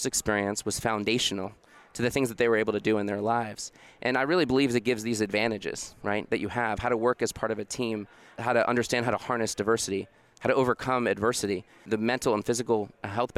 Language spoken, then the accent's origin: English; Dallas, Texas, United States; moved away as an adult; I grew up in Dallas, Texas